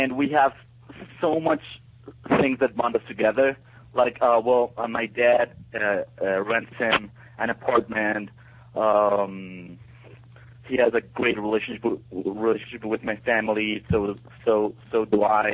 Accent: Ecuador; I'm from Ecuador

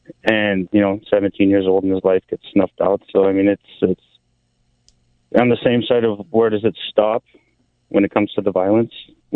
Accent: Texas, United States; Growing up in Texas, I've always been an advocate of guns. Being raised by parents from California, I've always been in favor of control

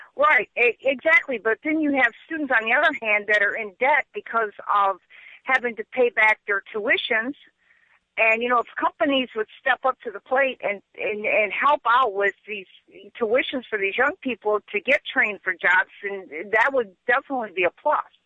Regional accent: Michigan, United States; I'm from Michigan

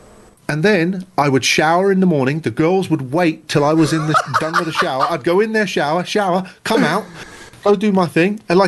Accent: near Cambridge, East of England, United Kingdom; also born or lived in South Dakota / Maryland / Dayton, Ohio / Atlanta, Georgia; now in New York, United States; I was born in England, yep.

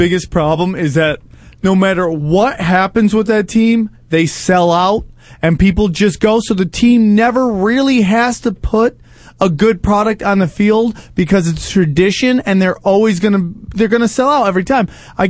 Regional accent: Cortland, New York, United States; now in Los Angeles, United States; I'm from Cortland, just outside of Syracuse.

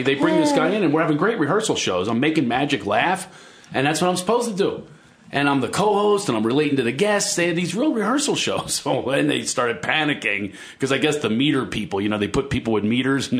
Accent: outside of Philadelphia, Pennsylvania, United States; I grew up poor outside of Philadelphia, right?

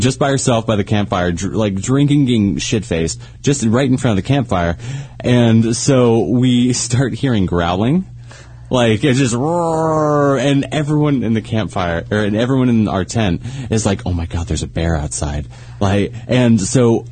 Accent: United States; moved away; I grew up in Lake Tahoe

